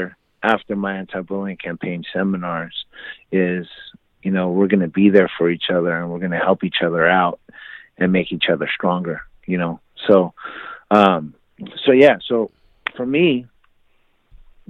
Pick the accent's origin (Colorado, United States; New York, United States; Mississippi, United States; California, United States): California, United States; moved away as an adult; also born or lived in Oklahoma; that was 20 miles away from my hometown